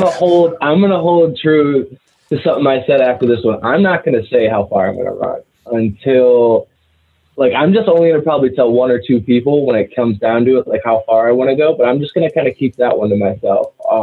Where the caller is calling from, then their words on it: Athens, Ohio, United States; We are from Athens, Ohio, currently a graduate student here at Ohio University.